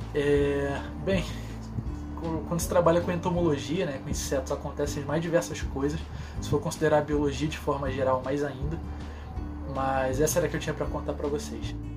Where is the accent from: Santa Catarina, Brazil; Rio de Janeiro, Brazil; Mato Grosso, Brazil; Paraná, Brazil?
Rio de Janeiro, Brazil; eu sou aqui do Rio de Janeiro